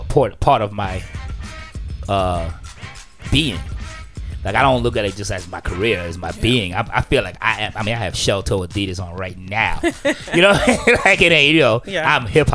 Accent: New York City, New York, United States; born or raised there

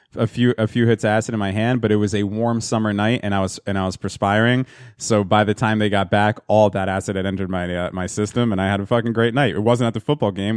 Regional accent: New Jersey, United States; my hometown

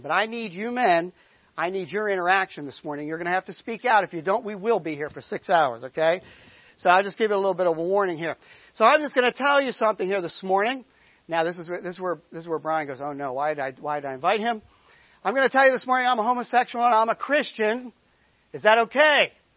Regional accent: Boston, Massachusetts, United States; moved away as an adult; We come from the Boston area. We've been down here a long time now, 15 years

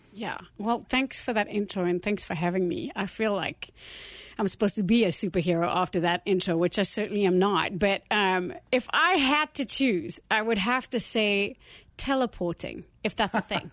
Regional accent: South Africa; moved away as an adult; now in United States; I grew up in South Africa and lived there for the first sort of thirty years of my life

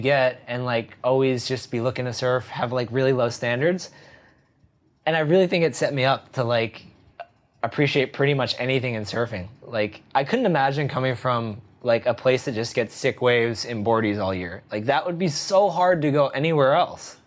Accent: New Jersey, United States; now in France; I grew up in New Jersey

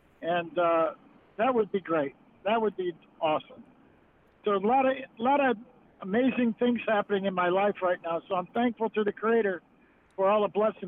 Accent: Onondaga Nation, New York, United States; Well, actually, I'm Oneida Nation, but I grew up on the Onondaga Nation.

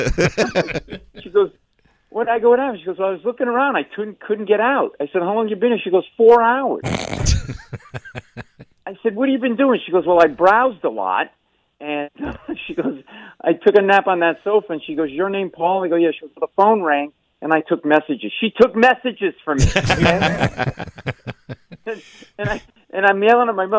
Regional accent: Providence, Rhode Island, United States; we grew up in Providence, Rhode Island, in a tenement house

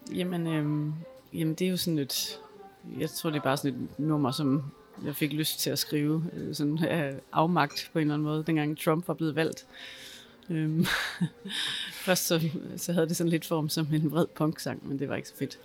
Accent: Denmark; er født i Danmark og taler dansk

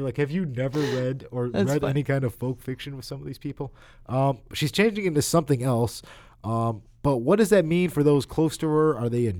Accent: United States; I'm an American.

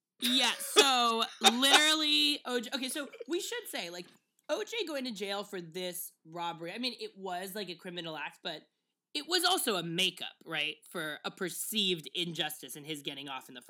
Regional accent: New York City, New York, United States; I was born and raised in the Bronx, brother.

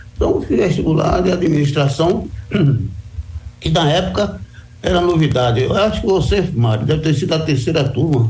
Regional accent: Bahia, Brazil; Eu sou baiano

